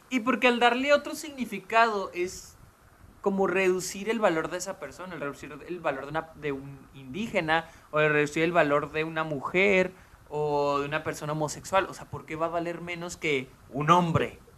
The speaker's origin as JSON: {"language": "Spanish", "country": "Mexico", "said": "nosotros que somos de México"}